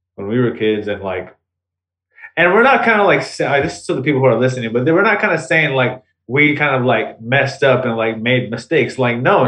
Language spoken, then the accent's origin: English; the Bay Area, California, United States; we're from the Bay